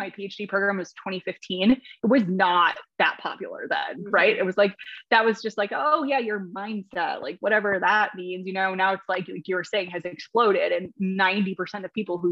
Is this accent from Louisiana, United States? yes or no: no; Minnesota, United States; I'm actually from Minnesota. So I grew up in Minnesota